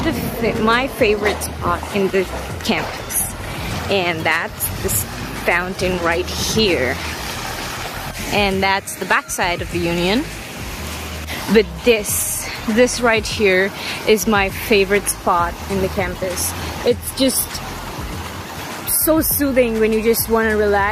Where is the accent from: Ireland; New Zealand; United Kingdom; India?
India; moved away as an adult; now in Nebraska, United States; I'm from India